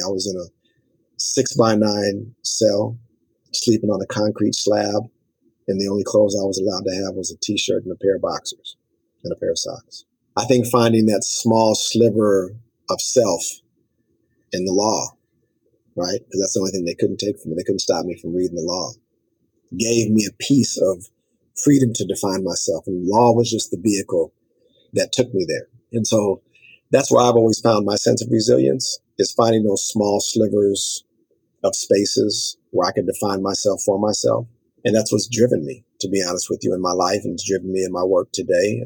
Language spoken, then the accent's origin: English; Los Angeles, California, United States; my story as a young African American male growing up in South Central LA is almost a cliche